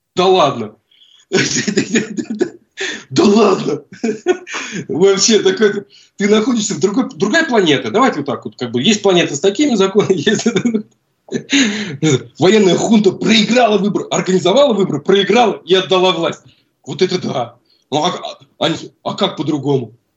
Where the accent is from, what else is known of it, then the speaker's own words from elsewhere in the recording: Russia; moved away as an adult; now in Buenos Aires, Argentina; Из России